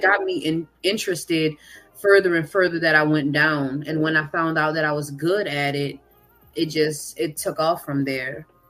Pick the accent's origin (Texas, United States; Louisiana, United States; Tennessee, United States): Louisiana, United States; Kenner; also born or lived in New Orleans; I am from Louisiana. I'm from Kenner to be specific, but I've lived in New oh, Orleans.